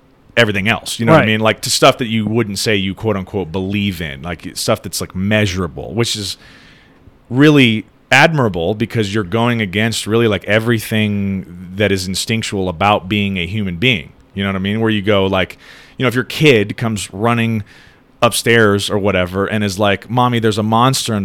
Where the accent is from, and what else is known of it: United States